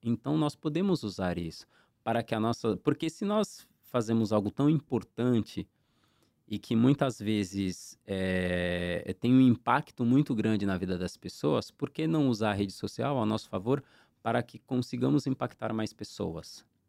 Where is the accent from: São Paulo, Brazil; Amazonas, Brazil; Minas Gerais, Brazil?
São Paulo, Brazil; Santos; now in São Vicente, Brazil; Eu sou da Zona Noroeste, Vila São Jorge. Eu morei muito tempo na Vila São Jorge